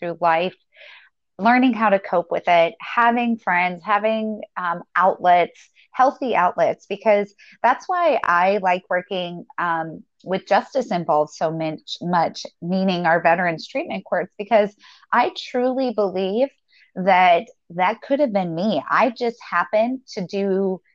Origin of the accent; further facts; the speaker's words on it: the South, United States; I grew up in the South.